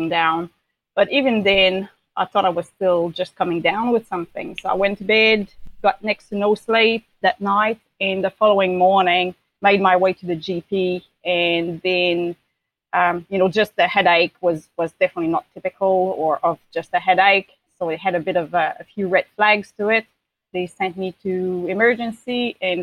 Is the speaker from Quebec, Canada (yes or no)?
yes; Quebec City, Quebec, Canada; moved away as an adult; now in New Zealand; I'm originally from Quebec City, Canada, but I've been living in New Zealand for about 14 years now.